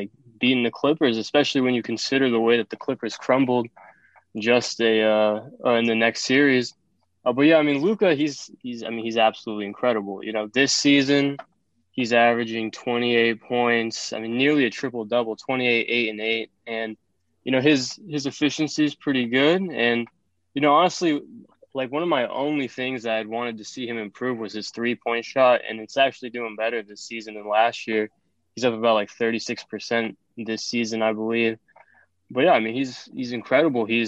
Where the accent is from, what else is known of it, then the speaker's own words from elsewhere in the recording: the Bay Area, California, United States; I'm from the Bay